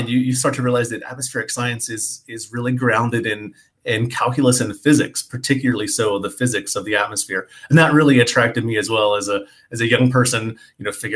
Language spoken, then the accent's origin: English; Eastern North Carolina, United States; moved away as an adult; also born or lived in Santiago, Chile / Annapolis, Maryland; I grew up in Eastern North Carolina in a pretty rural area.